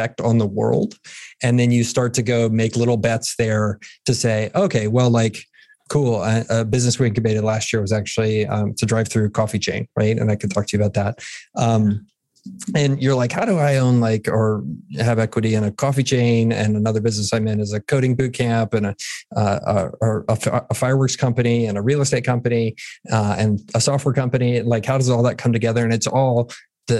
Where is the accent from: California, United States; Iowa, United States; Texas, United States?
Texas, United States; San Antonio; also born or lived in Pennsylvania / San Francisco; grew up here in San Antonio, 46 years old now, went to high school here.